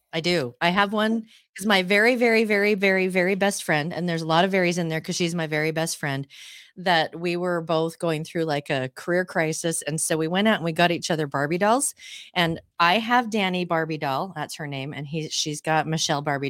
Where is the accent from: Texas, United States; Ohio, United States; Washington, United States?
Washington, United States; Seattle; I grew up in Seattle